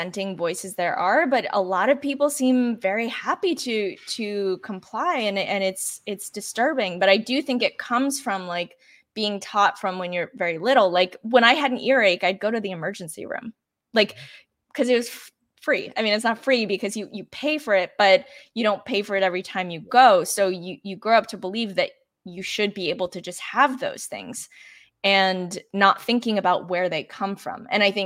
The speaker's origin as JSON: {"language": "English", "country": "Canada", "tie": "born or raised there", "said": "I grew up in Canada where we have, you know, socialized healthcare"}